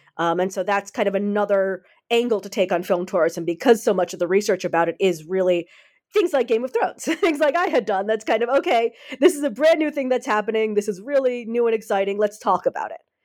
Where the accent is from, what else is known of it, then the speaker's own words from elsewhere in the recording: United States; now in Netherlands; I'm an American, but I live in the Netherlands